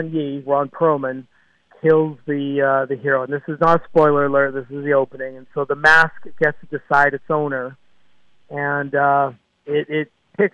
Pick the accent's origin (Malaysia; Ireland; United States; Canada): Canada; I am born and raised in Canada and still reside in Vancouver, British Columbia